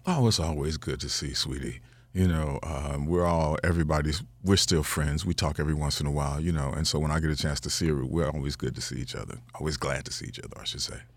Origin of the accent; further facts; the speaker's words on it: Chicago, Illinois, United States; I'm from Chicago